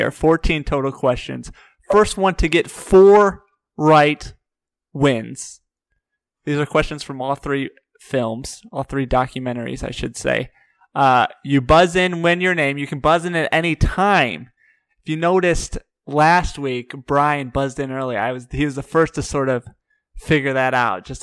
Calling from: Chicago, Illinois, United States; Calling from Chicago, Illinois. Chicago, Illinois.

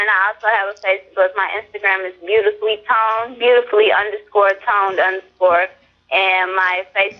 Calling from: Chicago, Illinois, United States; I'm calling from Chicago.

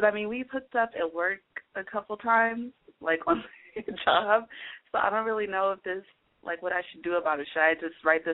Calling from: Culver City, California, United States; I'm calling from Culver City.

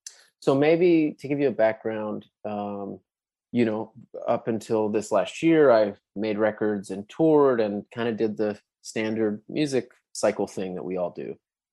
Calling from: Fort Worth, Texas, United States; I'm in Fort Worth, Texas.

